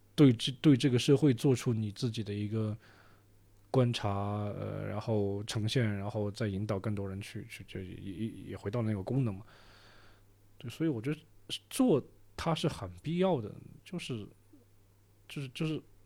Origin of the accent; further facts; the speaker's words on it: Deyang, Sichuan, China; moved away as an adult; also born or lived in Jiangxi / Beijing / The Hague, Netherlands; 自己作为一个四川人